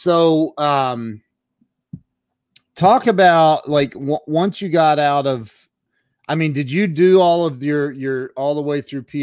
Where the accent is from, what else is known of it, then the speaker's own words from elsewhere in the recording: Ohio, United States; I'm from Ohio